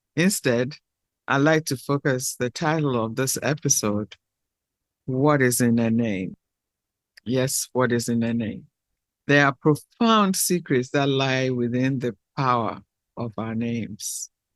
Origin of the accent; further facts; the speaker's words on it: Ghana; I'm from the Fanti tribe of Ghana.